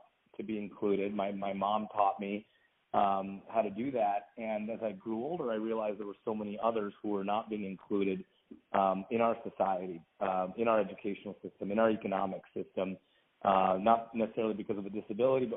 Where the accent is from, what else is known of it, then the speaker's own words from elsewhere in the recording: Washington, United States; also born or lived in Baltimore County, Maryland; we moved from Maryland to Washington State. And I grew up, went to public schools here